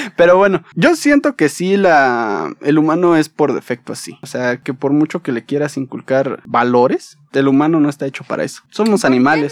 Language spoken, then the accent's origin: Spanish; Mexico; uno como mexicano uno como residente